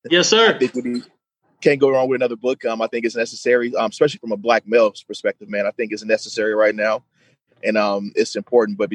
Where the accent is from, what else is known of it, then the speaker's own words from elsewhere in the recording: St. Louis, Missouri, United States; also born or lived in Detroit; So coming uh, from St. Louis by way of Detroit to here, uh, who would ever thought I was in Detroit first and then came here?